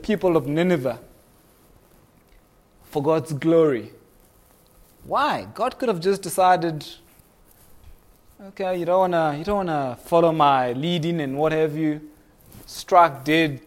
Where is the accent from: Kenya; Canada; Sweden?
Kenya; now in South Africa; I was born in Kenya